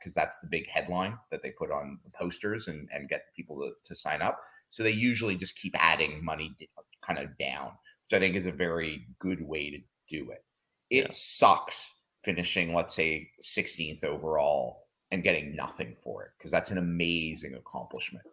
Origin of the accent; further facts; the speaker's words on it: Canada; we're Canadian